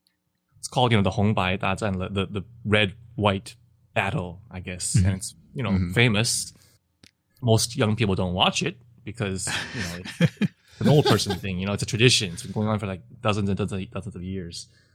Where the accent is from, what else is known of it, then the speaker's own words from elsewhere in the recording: Taiwan; So I'm from Taiwan, and so Japanese culture is, to a certain extent, has permeated Taiwan to a large extent